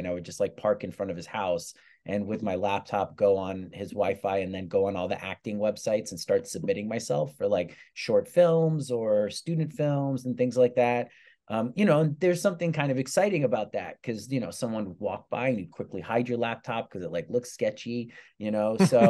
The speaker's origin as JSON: {"language": "English", "region": "England", "country": "United Kingdom", "tie": "born there", "said": "I have a British passport because I was born in England."}